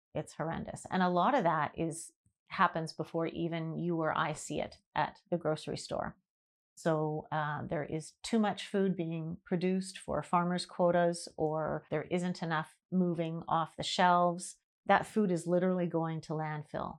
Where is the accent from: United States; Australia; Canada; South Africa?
Canada; Vancouver, British Columbia; moved away as an adult; I grew up in Vancouver till I was twenty-one